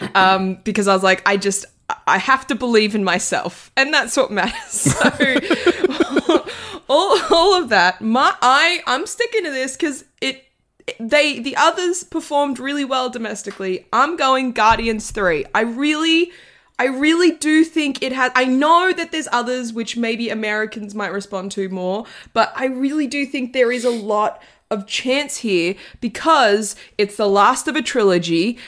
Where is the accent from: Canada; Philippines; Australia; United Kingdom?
Australia; as an Australian